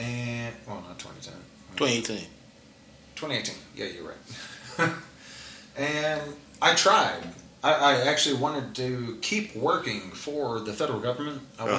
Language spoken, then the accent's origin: English; Fort Leonard Wood, Missouri, United States; also born or lived in Fairbanks, Alaska; I'm actually from Fort Leonard Wood, Missouri, which is an Army base.